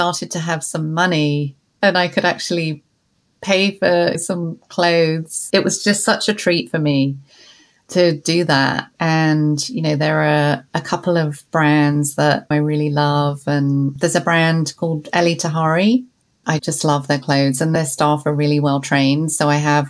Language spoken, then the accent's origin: English; London, United Kingdom; growing up in London